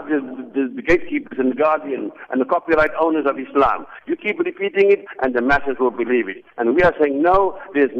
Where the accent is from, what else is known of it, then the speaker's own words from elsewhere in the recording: South Africa; moved away; I'm a proud South African. I've come to my hometown where I was born. This mosque actually is within 1 kilometer where I was born.